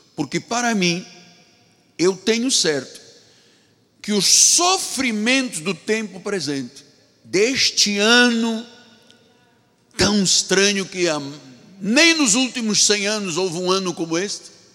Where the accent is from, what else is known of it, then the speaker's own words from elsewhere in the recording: Angola; da minha terra, da Angola